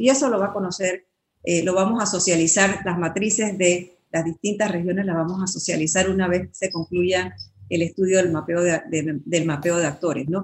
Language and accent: Spanish; Panama; somos todos profesionales panameños